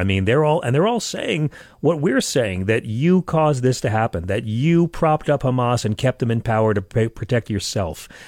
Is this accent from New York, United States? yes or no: yes; Long Island, New York, United States; now in Manhattan, United States; I come from Long Island